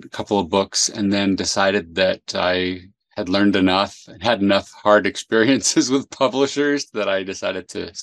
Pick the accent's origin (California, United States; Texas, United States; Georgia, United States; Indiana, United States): California, United States; San Jose; also born or lived in South America; I grew up in San Jose, California